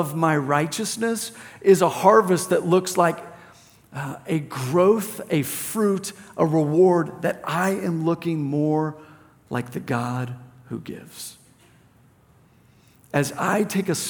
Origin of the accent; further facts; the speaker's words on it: Plano, Texas, United States; I grew up in Plano